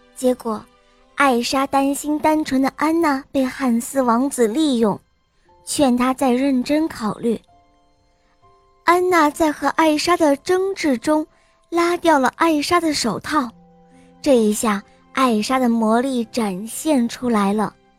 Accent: Beijing, China; 我今年四岁了，我来自北京

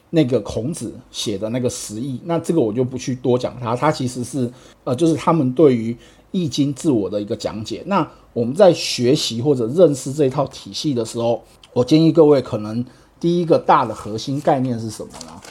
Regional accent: Taiwan; 因为我是台湾来的

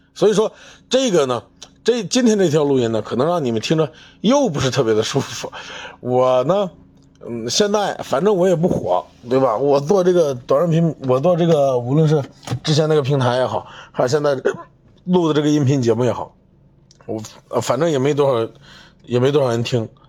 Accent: China; 我们中国人

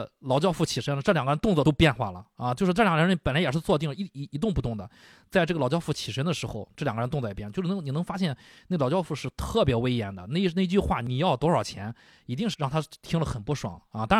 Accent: China; 就我们中国人

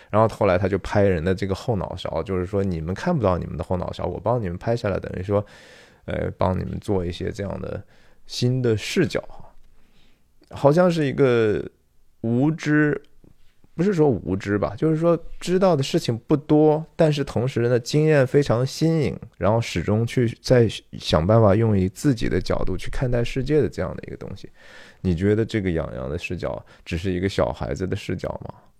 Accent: China; 我们中国人的家庭是怎么样的

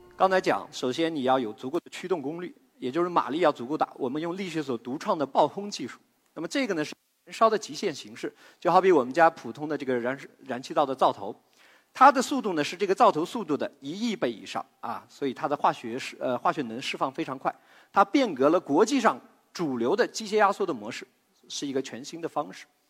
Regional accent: China; 我们中国人

